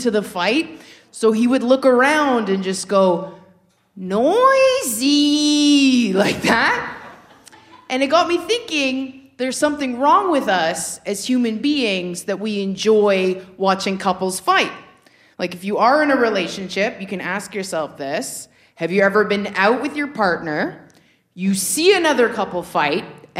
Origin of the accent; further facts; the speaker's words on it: Toronto, Ontario, Canada; moved away; I was recently back in my hometown of Scarborough, Ontario